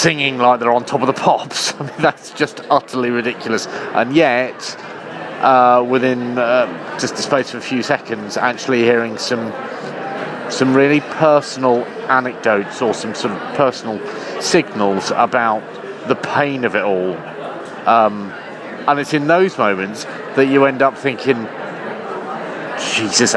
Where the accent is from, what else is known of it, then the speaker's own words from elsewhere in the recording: rural Suffolk, East of England, United Kingdom; watching the news in the relative safety of rural Suffolk